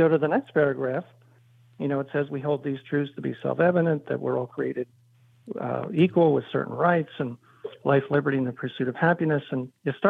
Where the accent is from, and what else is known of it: Philadelphia, Pennsylvania, United States; born or raised there